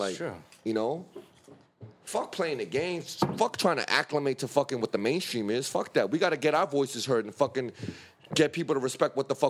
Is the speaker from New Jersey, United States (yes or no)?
no; New York City, New York, United States; I grew up in the Bronx